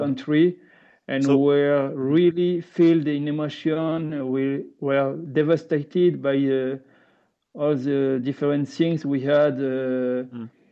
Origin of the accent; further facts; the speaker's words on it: southwest France, France; English is a second language; I'm from France, from the southwest of France